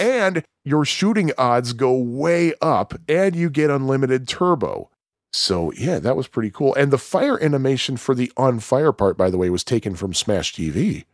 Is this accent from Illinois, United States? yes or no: yes; Chicago, Illinois, United States; I am a Chicagoan